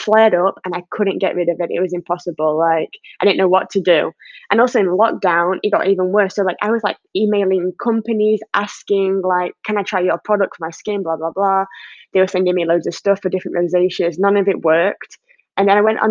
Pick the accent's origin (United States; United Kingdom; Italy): United Kingdom; England; being English